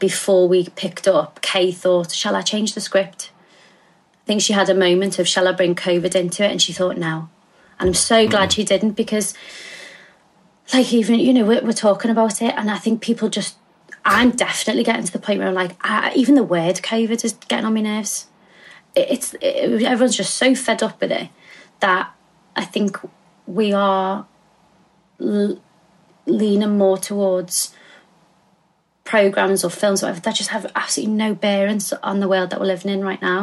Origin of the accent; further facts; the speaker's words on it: Liverpool, North West England, United Kingdom; moved away; I grew up in a place called Walton Village, which is in South Liverpool